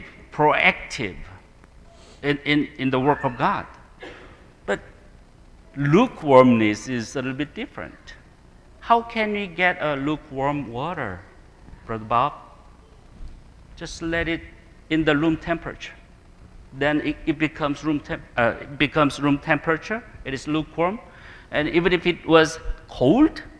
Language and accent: English; South Korea; I'm coming from Korean culture